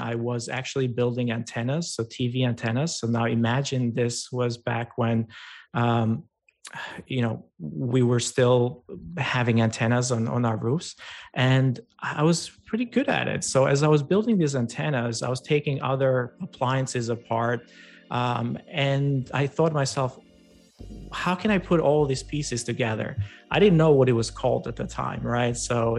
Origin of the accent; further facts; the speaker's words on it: Albania; and I grew up in Albania, and you know, in a rural farm kind of town.